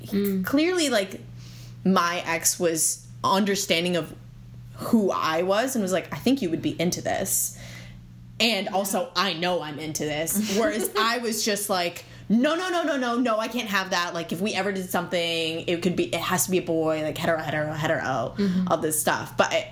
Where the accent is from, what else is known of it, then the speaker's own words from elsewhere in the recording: East Coast, United States; I'm from the East Coast.